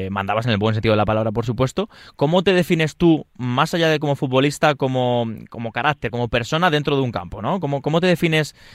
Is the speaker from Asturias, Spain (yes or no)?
no; Leganés, Community of Madrid, Spain; yo solo te digo que yo soy de Leganés y yo soy abonado del Lega